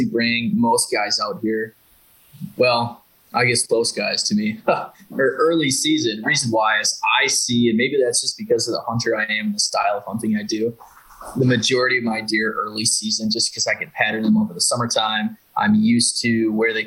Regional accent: Wisconsin, United States; now in Missouri, United States; I'm honestly from Wisconsin

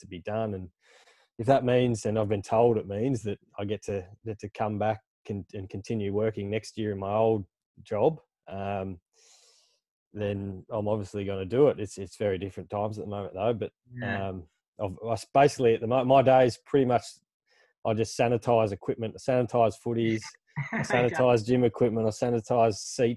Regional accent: Devonport, Tasmania, Australia; growing up in Devonport

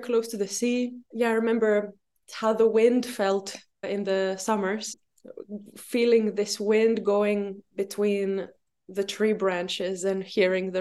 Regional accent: Luxembourg; moved away as an adult; also born or lived in Brussels, Belgium; now in Crete, Greece; I was born in Luxembourg, and I spent my childhood and, yeah, most of my youth in Luxembourg

